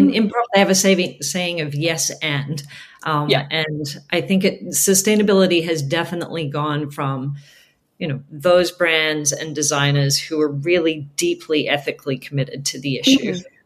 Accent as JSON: {"language": "English", "country": "Australia", "moved": "yes", "said": "I'm from Australia originally"}